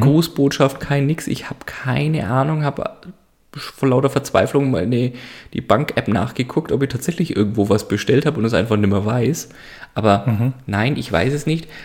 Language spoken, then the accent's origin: German; Franconia, Bavaria, Germany; Muss ich als Franke nachfragen